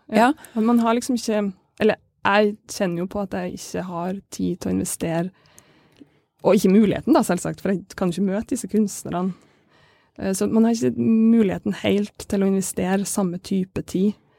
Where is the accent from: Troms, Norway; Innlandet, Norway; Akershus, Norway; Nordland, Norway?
Nordland, Norway; Kabelvåg; Jeg er fra Kabelåg, det er kunst- og filmskole